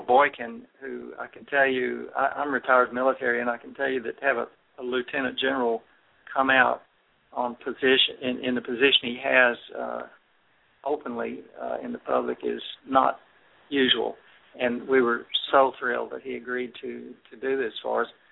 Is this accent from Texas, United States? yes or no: yes; Texas, United States; as a Texan, six generations